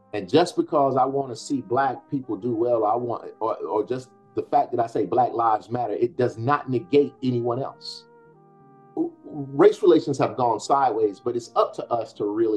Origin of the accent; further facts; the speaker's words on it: Selma, Alabama, United States; So that's where I grew up in Selma